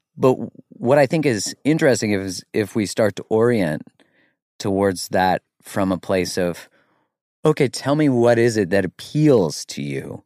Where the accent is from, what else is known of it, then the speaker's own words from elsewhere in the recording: Canada; I'm Canadian